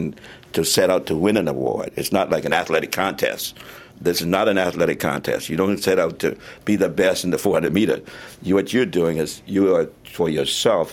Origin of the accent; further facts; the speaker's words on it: Charleston, South Carolina, United States; moved away; also born or lived in California; I grew up in Charleston, South Carolina